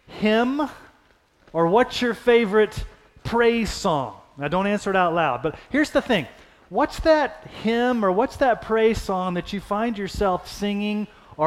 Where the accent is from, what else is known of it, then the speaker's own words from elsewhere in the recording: Texas, United States; growing up in Texas, we would have Sunday night worship service